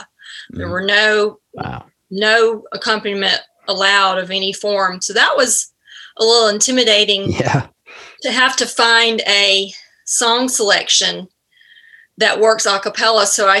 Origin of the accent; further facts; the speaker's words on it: Greenville, Alabama, United States; Greenville, Alabama. And okay. No, it's not where Forrest Gump is from, but it might as well be. Very small town Southern, and I loved growing up there.